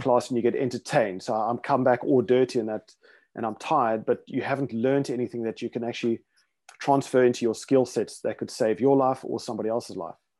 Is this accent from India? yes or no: no; South Africa; also born or lived in Rhodesia; growing up in South Africa in the, uh, seventies, eighties